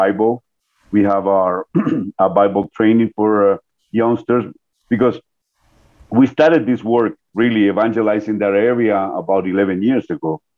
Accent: New York, United States; moved away as an adult; also born or lived in Guatemala; now in Colombia; I grew up in the States, part of my life, about 23 years of my life. I grew up in New York

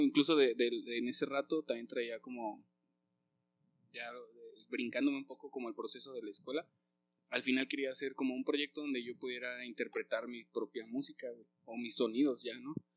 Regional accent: Zitácuaro, Michoacán, Mexico; also born or lived in Naucalpan, State of Mexico; Zitácuaro, Ahí llegué a los nueve años, ocho años, este, pero nací en Naucalpan, en el Estado de México, y, y ahí en Zitácuaro fue que viví mi adolescencia

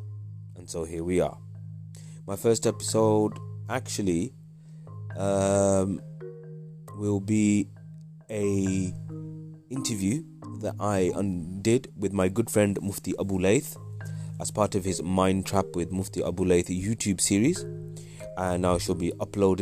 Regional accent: Midlands, United Kingdom; also born or lived in Wales / North of England; I was born in Wales, lived most of my life in the Midlands

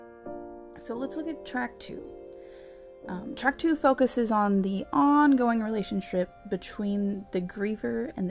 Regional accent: United States; moved away as an adult; I've come back to a country, my homeland

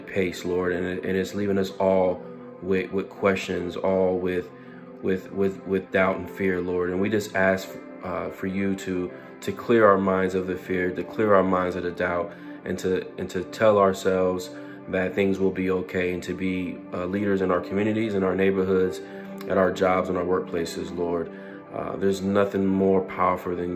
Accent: United States; as an American

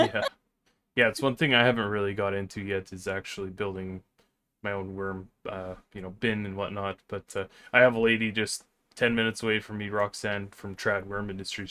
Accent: Vancouver, British Columbia, Canada; moved away; I grew up in Vancouver

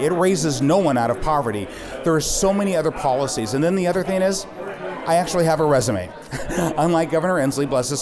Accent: Seattle, Washington, United States; also born or lived in Oakland, California; When I was 6 years old, my mother moved us to Seattle, and I was raised in Seattle, went to school in Seattle, K through 12

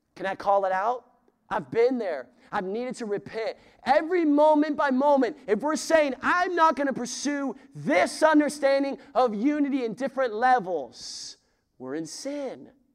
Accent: the West, United States; I'm from the West.

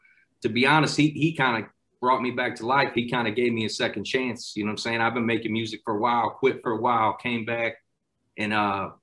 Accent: Florissant, Missouri, United States; I grew up in Florissant, which is in St. Louis

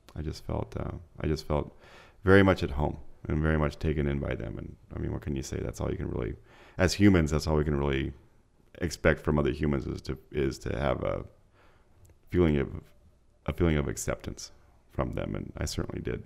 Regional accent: Mexico City, Mexico; moved away; I grew up in Mexico City

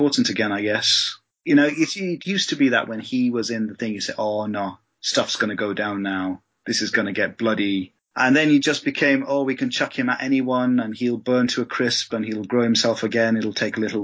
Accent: India; moved away as an adult; also born or lived in England; I was born in England, but my folks moved back to India and I was in India for 20 years before I came back.

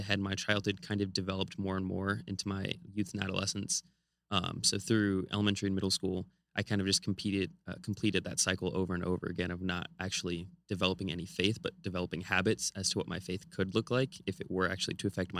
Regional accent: California, United States; So I grew up in California right next to Hollywood.

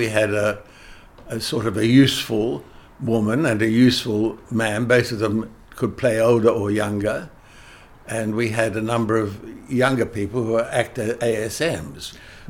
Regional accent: Australia; accent: English; you're English, of course. I said, no, I'm Australian. But I did sound English. That's the way I was brought up.

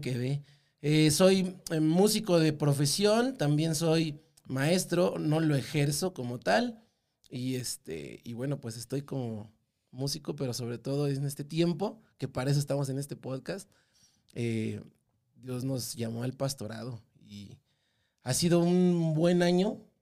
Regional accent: Mexico City, Mexico; yo soy totalmente del meridito Distrito Federal, así, Ciudad de México

